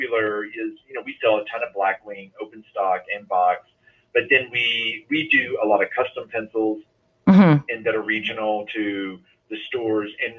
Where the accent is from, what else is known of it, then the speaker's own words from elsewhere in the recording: Tennessee, United States; Even when I was growing up in Tennessee, we would drive to Atlanta and go to Lenox Mall.